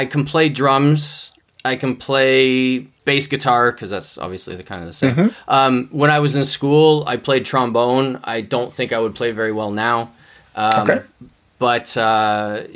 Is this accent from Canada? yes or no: yes; Canada; I'm Canadian